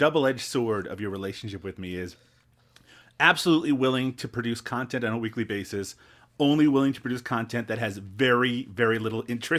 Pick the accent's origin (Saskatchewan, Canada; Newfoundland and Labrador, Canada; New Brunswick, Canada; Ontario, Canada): Newfoundland and Labrador, Canada; accent: Newfoundland; Maybe I should fall back into my Newfoundland accent and see how people feel about that.